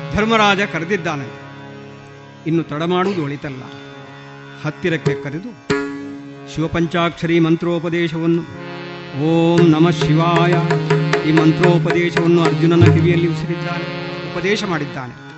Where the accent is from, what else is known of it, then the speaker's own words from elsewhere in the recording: Malayali, Kerala, India; first language Malayalam; Kannada is a second language; ನಮ್ಮ ಮಲಯಾಳಿ ಭಾಷೆಯಲ್ಲಿ